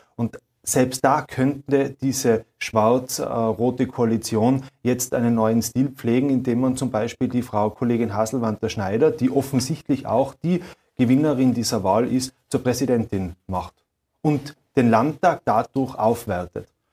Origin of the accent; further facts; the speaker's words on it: Austria; Bei uns in Österreich mit diesem Spendierfeudalismus